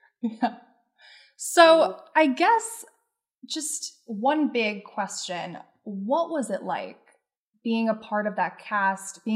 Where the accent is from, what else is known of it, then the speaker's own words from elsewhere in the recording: Wilkes-Barre Scranton area, Northeastern Pennsylvania, United States; also born or lived in Westchester County; I'm from Northeastern Pennsylvania, the Wilkes-Barre Scranton area, literally. I'm in a small town